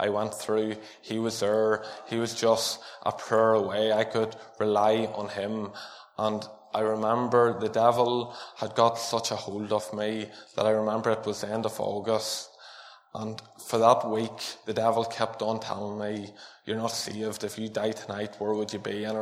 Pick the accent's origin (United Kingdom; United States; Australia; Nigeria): United Kingdom; Armagh, Northern Ireland; I was born in Armagh, and I was born into a family that preached the gospel to each one of us